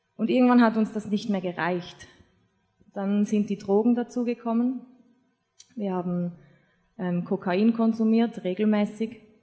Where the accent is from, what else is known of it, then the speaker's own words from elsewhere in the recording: Switzerland; moved away as an adult; now in Austria; ich bin Schweizerin, wohne in Österreich, habe einen deutschen Mann